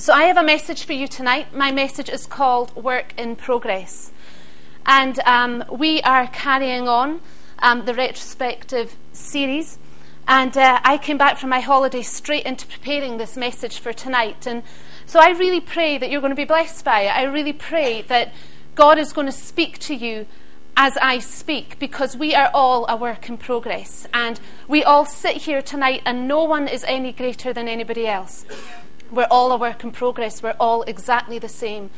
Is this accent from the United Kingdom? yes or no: yes; Isle of Skye, Scotland, United Kingdom; I grew up on the Isle of Skye, and my dad was a joiner